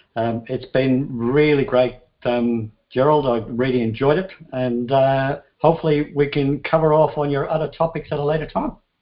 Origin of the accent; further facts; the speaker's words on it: Ireland; moved away; i come from Ireland, had enough of it there